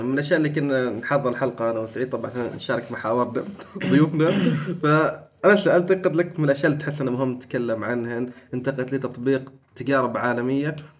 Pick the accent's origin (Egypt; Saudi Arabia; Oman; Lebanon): Oman